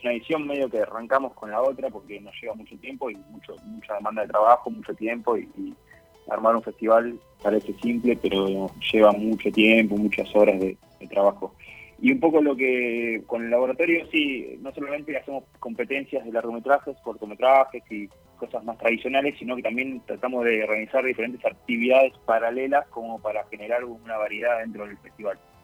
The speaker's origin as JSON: {"language": "Spanish", "town": "Hurlingham", "region": "Buenos Aires Province", "country": "Argentina", "tie": "born or raised there", "said": "nací, nací y me formé en Urlingham eh, durante mi adolescencia"}